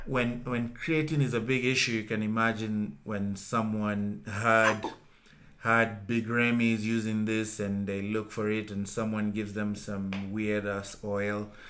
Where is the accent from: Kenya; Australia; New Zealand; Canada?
Kenya; I was the only Kenyan